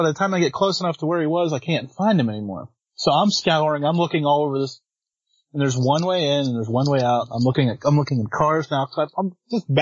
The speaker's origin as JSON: {"language": "English", "region": "Western Pennsylvania", "country": "United States", "said": "I'm from Western Pennsylvania. That's the Pittsburgh side of Pennsylvania"}